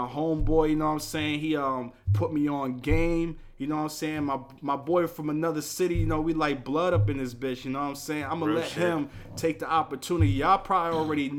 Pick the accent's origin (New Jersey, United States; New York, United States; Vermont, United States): New York, United States; New York City; I am from Astoria, New York